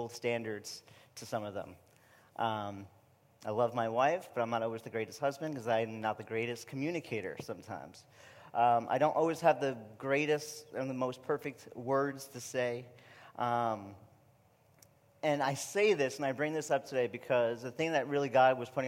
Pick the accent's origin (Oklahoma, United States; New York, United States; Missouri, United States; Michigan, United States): New York, United States; accent: New York; moved away as an adult; my New York accent